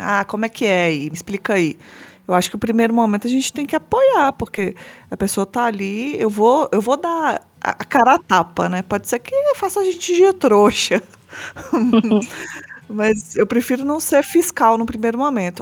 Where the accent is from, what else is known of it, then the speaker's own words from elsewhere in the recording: Belo Horizonte, Minas Gerais, Brazil; eu sou de Belo Horizonte